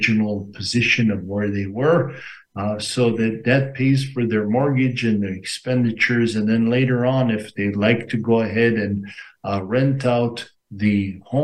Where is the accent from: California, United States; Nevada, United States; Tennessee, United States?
Nevada, United States; Las Vegas; I'm from Nevada, Las Vegas, Nevada